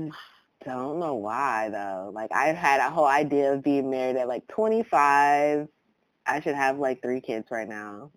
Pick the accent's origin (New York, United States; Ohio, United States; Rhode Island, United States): Ohio, United States; Columbus; also born or lived in Atlanta, Georgia; now in Los Angeles, United States; I'm originally from Columbus, Ohio